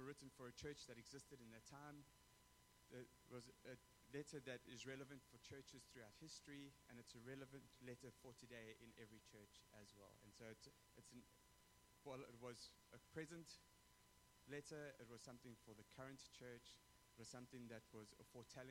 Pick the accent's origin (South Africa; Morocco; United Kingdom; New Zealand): South Africa; moved away; I come from South Africa where we don't have those things